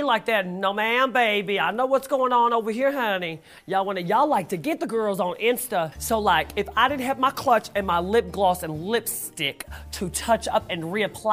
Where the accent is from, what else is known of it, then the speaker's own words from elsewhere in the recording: Texas, United States; I'm from Texas